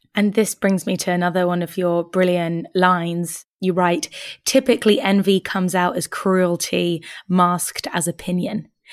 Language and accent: English; United Kingdom; as British women